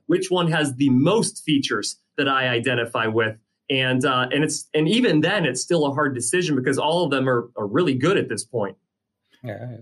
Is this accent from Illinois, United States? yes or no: yes; Illinois, United States; my home state of Illinois